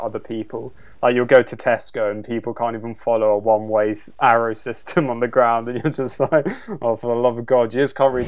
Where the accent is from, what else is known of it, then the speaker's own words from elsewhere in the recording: London, United Kingdom; I'm from London